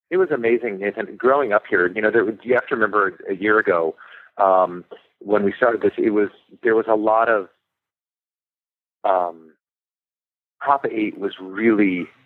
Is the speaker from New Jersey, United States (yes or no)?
no; Sonoma County, California, United States; moved away as an adult; also born or lived in Los Angeles; I grew up here in Sonoma County